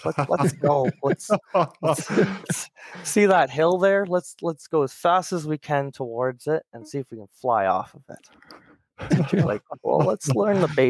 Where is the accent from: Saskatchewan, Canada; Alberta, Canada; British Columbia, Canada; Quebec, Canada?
British Columbia, Canada; also born or lived in Ontario, Canada; We're originally from Ontario, Canada, and we moved to British Columbia when I was around 7 years old.